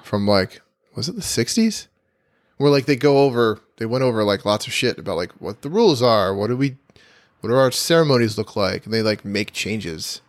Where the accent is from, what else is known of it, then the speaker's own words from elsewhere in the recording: New Jersey, United States; moved away; also born or lived in New York / Vermont; I grew up in Central Jersey